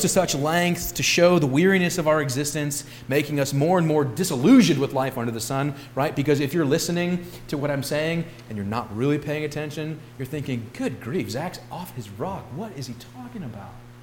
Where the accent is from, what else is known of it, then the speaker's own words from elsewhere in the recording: St. Louis, Missouri, United States; I grew up in West County, St. Louis